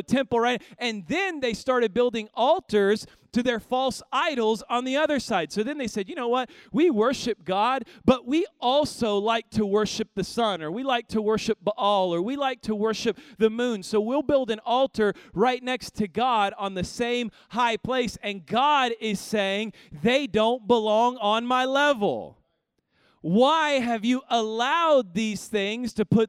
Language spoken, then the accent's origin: English; Kansas City, Missouri, United States; now in Houston, United States; I grew up in Kansas City